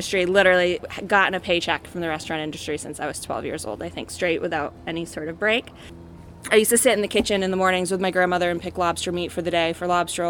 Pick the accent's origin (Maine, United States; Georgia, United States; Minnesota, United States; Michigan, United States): Maine, United States; Georgetown; I grew up in Georgetown, Maine, which is an island about an hour north of Portland. The little town there is Bath